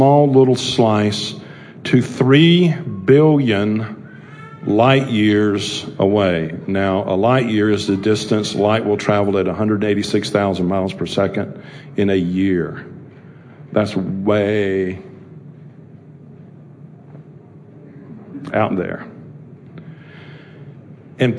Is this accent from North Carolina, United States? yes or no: yes; Charlotte, North Carolina, United States; I grew up over on Park Road here in Charlotte